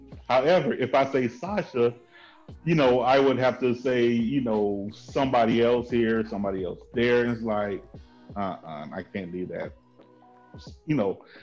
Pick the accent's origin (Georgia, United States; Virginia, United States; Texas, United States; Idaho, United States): Georgia, United States; Atlanta; growing up in Atlanta